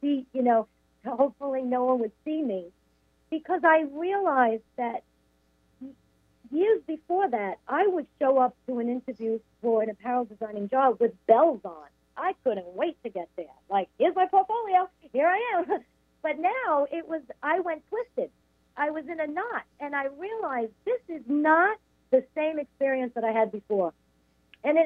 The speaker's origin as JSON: {"language": "English", "area": "Long Island", "region": "New York", "country": "United States", "tie": "born or raised there", "also_born_or_lived": "Brooklyn, New York", "said": "I was raised on Long Island"}